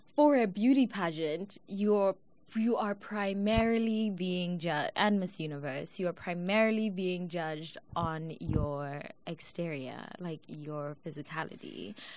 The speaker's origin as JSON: {"language": "English", "country": "South Africa", "moved": "yes", "lives_now": "United States", "said": "I'm South African"}